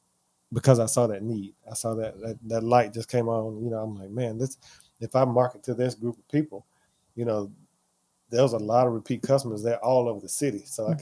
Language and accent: English; the South, United States; being that I'm from the South, we use a lot of pork